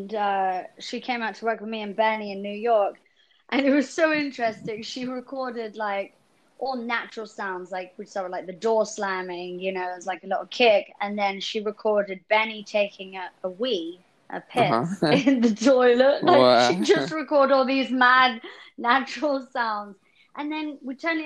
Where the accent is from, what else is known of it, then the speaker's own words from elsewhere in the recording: England, United Kingdom; being an English girl